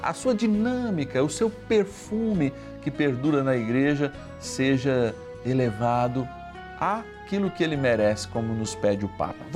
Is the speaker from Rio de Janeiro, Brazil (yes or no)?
yes; Rio de Janeiro, Brazil; Aliás, eu sou carioca de batismo, batizado na Igreja de Cristo Redentor, lá na Rua das Laranjeiras